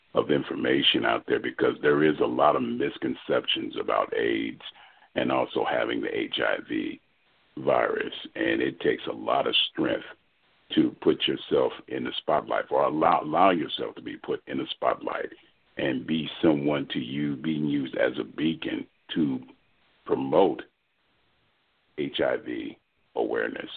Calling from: Texas, United States; I'm calling from Texas

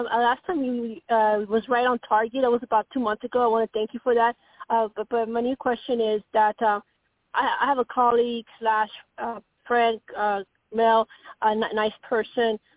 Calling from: Arizona, United States; from Arizona

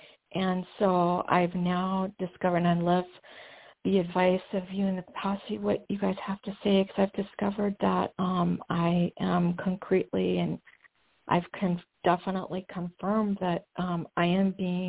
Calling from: Washington, United States

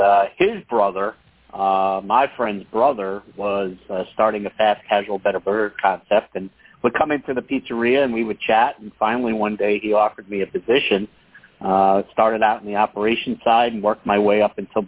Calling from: Longmeadow, Massachusetts, United States; I am in Western Massachusetts, outside of Springfield, in a town called Longmeadow.

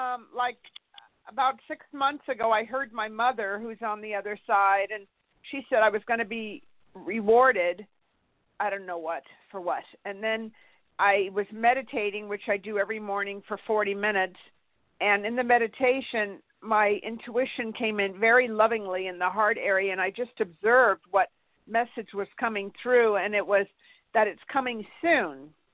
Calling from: California, United States; This is … from California.

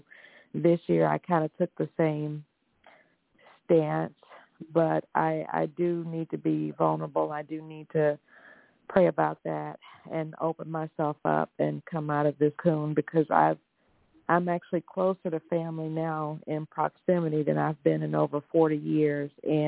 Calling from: Texas, United States; I'm calling from Texas.

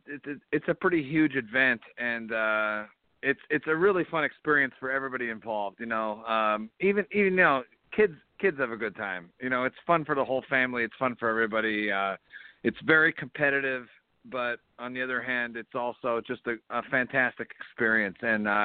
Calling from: Philadelphia, Pennsylvania, United States; I'm calling from Philadelphia.

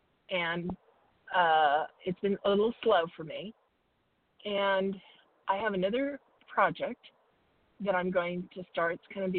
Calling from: Arizona, United States; I'm calling from Arizona.

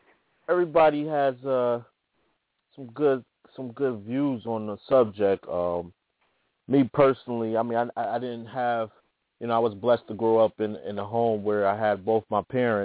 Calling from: New Jersey, United States; Yeah, this is …. I'm calling from New Jersey. How you doing?

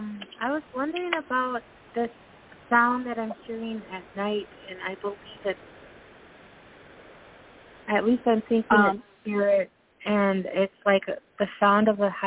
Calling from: Minnesota, United States; calling from Minnesota.

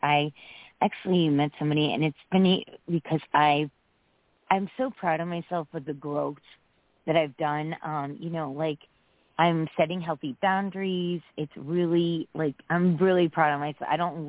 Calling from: Connecticut, United States

